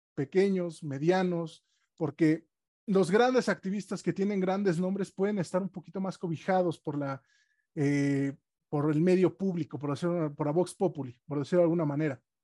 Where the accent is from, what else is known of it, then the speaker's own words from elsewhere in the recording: Oaxaca, Mexico; mi tierra, de Oaxaca